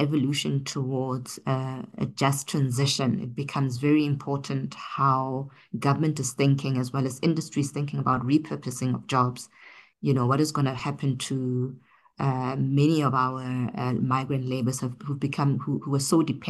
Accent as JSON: {"language": "English", "country": "South Africa", "said": "I think for us as a South African economy, you know, we've been primarily dependent on fossil fuel for many years."}